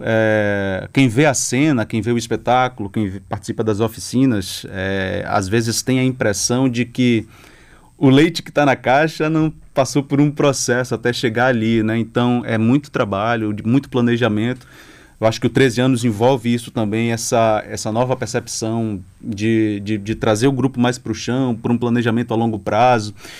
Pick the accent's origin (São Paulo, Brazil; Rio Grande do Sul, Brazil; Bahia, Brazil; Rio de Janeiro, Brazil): Bahia, Brazil; the sertão of; now in Salvador, Brazil; volta aqui para o sertão, que está mais próximo de onde eu venho